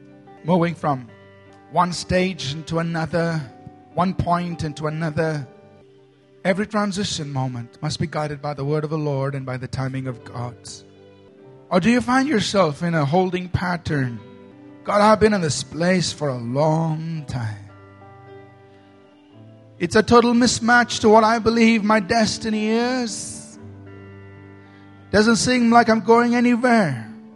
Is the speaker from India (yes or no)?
yes; Bangalore, Karnataka, India; I was born in Bangalore. I grew up in Bangalore. I live in Bangalore. I will die in Bangalore.